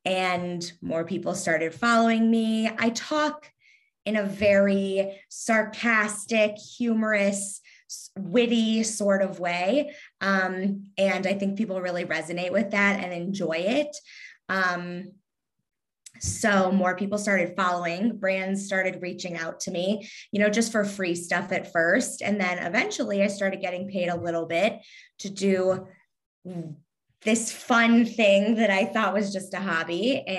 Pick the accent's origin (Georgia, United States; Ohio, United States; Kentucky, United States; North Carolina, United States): Kentucky, United States; accent: Southern; I actually really like my Southern accent. It just sometimes a little twang will come out like normally. And I say y'all, but, I don't know. It's just, my parents weren't from Kentucky. So it's not like that's what I was hearing all day at home. My parents are from the Northeast. So, but I'm from Kentucky.